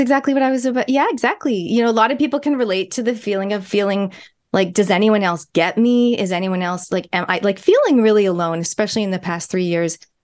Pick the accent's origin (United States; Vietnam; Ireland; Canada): Canada; now in New Zealand; my parents are Kiwis, my grandparents are Kiwis. I was born in Canada. This accent has been with me my whole life.